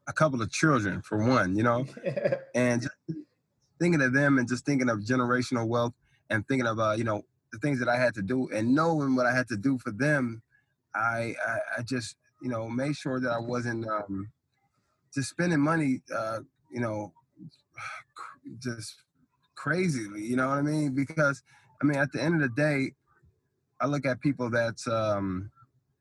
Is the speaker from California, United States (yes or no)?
yes; Fillmore, California, United States; I'm from the hood, I'm from Filmo